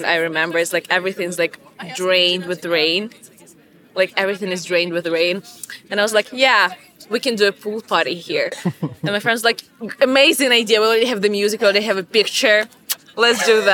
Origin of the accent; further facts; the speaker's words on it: Ukraine; I'm from Ukraine, so we have like the same classmates like the whole 11 years of school